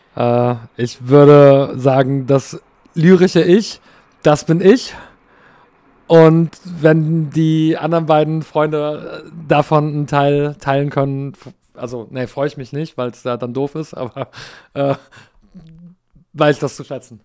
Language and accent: German; Canada; now in Germany; ich bin in Kanada aufgewachsen